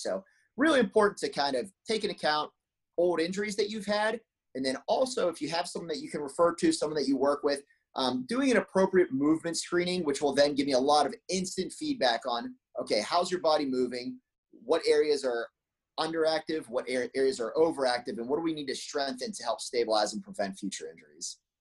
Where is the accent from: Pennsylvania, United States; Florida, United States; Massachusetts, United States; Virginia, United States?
Pennsylvania, United States; moved away as an adult; also born or lived in San Jose, California; now in Bay Area, United States; I grew up back in Pennsylvania when I was five years old